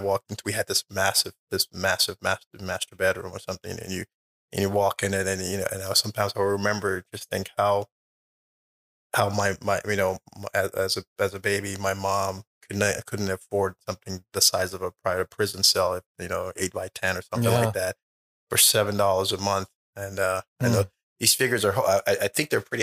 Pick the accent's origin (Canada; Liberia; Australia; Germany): Liberia; moved away; I was born in Liberia